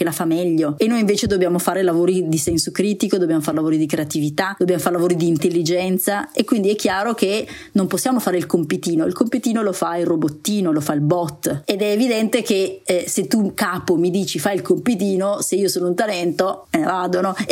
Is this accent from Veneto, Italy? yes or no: yes; Veneto, Italy; siccome io sono anche... veneta della